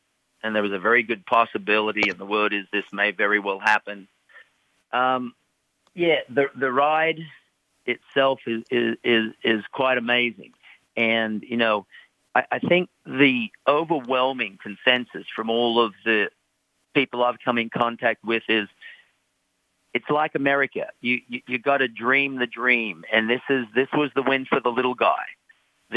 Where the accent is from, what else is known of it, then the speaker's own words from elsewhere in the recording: Sydney, New South Wales, Australia; moved away as an adult; also born or lived in Europe; now in United States; I'm from Sydney, Australia